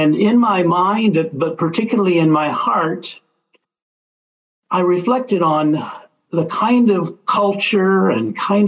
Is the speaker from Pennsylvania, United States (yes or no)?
no; Little Rock, Arkansas, United States; moved away as an adult; also born or lived in Dallas, Texas; now in Baton Rouge, United States; I grew up in Little Rock, Arkansas, grew up in a Catholic family